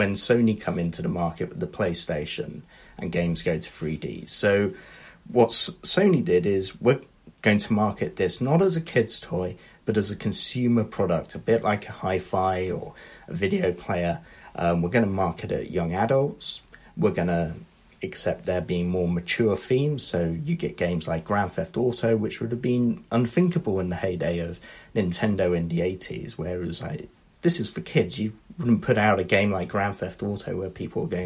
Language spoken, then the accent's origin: English; United Kingdom